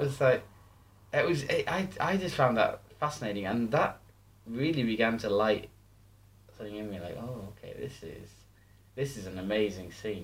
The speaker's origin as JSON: {"language": "English", "town": "Stockton-on-Tees", "region": "North East England", "country": "United Kingdom", "tie": "born or raised there", "moved": "as an adult", "said": "I moved back to my hometown of Stockton. This was two thousand and ten, so Stockton Tees in the northeast of England."}